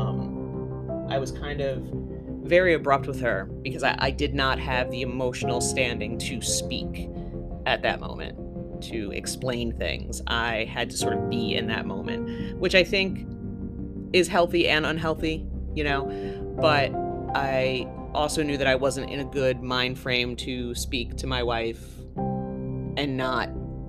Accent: the South, United States; I'm from the South

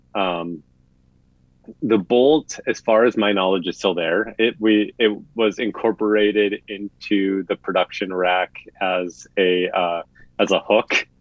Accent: Midwest, United States; accent: Midwestern; moved away

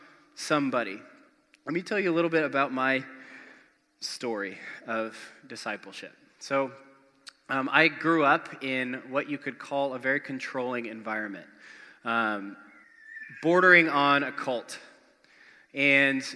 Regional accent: Spokane, Washington, United States; moved away; a couple awesome churches where I grew up in Spokane, Washington

